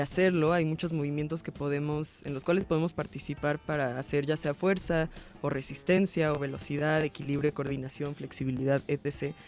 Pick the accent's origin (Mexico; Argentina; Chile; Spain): Mexico; Mexico City; hemos hecho como chilangos y chilangas